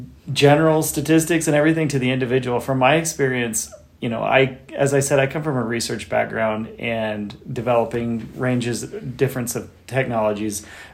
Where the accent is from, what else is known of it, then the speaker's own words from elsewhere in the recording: Utah, United States; also born or lived in Texas; now in Butte, United States; I'm originally from Utah and I'd never been to Butte.